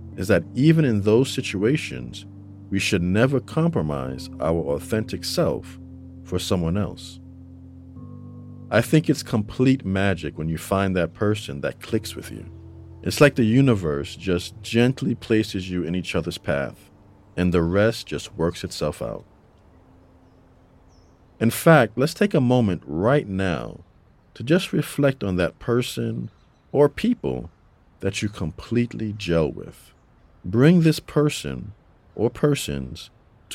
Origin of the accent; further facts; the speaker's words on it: New York City, New York, United States; now in North Carolina, United States; We grew up together in the Bronx